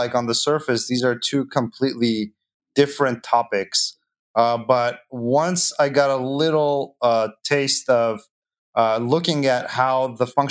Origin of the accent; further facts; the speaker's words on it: Armenia; moved away; my birth was a lot less dramatic, but it was in the Soviet Union era of Armenia